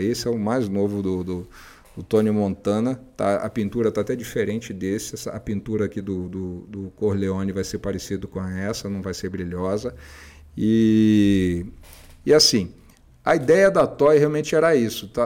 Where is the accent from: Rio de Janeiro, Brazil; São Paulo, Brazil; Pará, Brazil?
Rio de Janeiro, Brazil; eu sou carioca